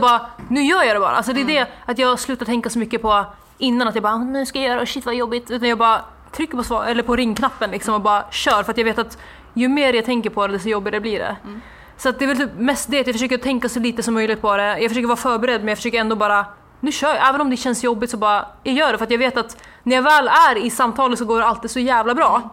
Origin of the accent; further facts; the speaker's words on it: Norrland, Sweden; min hemstad för det var en liten så här, håla i Norrland